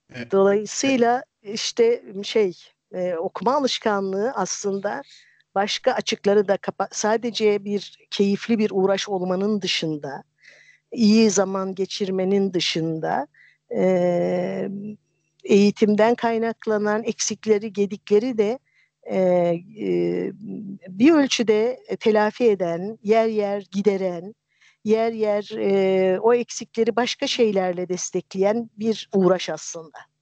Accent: a village in Erzincan, Turkey; moved away; Erzincan'ın bir köyünde büyüdüm

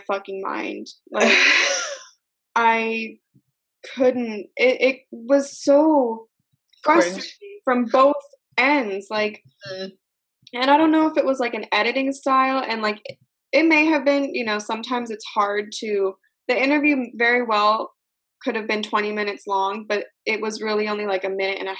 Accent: United States; I'm from America

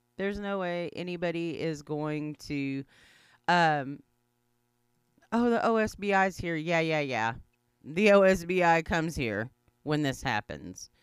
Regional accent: Anadarko, Oklahoma, United States; moved away; I don't live there, but it is my hometown

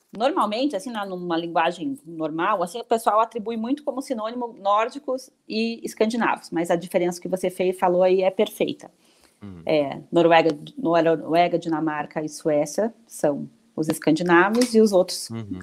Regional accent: Curitiba, Paraná, Brazil; moved away as an adult; now in São Paulo, Brazil; eu sou de Curitiba, Paraná, moro em São Paulo há 18 anos

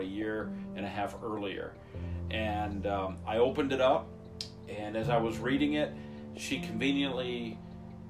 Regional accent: Flint, Michigan, United States; born and raised in Flint, Michigan.

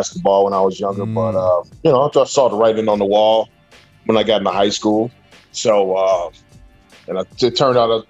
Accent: Chicago, Illinois, United States; also born or lived in Oak Park, Illinois; I grew up in the North Lawndale area

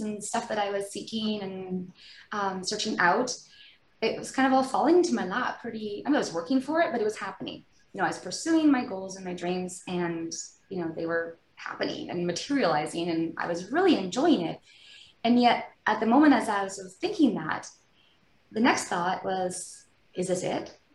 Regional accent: outside Vancouver, British Columbia, Canada; I grew up in British Columbia, kind of just outside of Vancouver

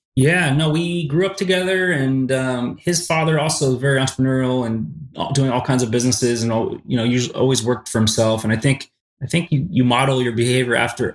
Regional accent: Los Angeles, California, United States; also born or lived in Santa Monica; grew up in a city called Woodland Hills in the LA area, in the San Fernando Valley

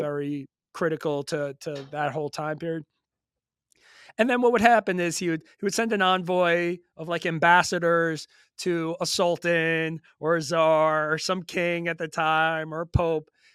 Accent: Long Island, New York, United States; growing up in New York just was a big hip hop, rap guy

